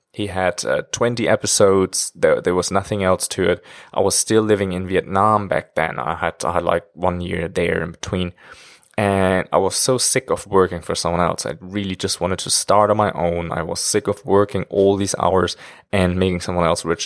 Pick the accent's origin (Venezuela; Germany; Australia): Germany; moved away as an adult; now in China; I'm actually from Germany. And now I'm living in China for almost five years already